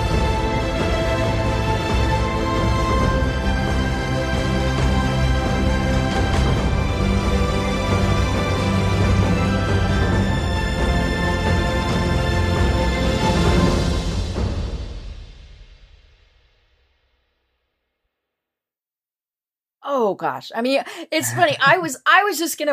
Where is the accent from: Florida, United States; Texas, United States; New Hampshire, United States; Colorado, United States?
Colorado, United States; I am from Colorado